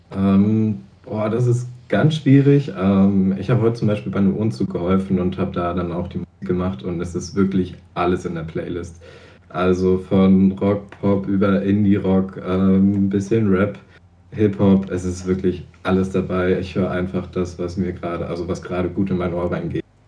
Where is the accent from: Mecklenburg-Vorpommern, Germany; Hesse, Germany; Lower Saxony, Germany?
Mecklenburg-Vorpommern, Germany; Zingst; Zingst, da wo ich herkomme